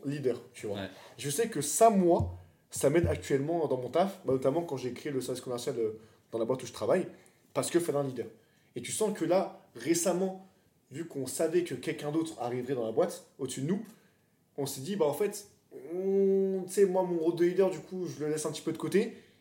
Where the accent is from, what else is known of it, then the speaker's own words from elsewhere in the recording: France; Nous, on est français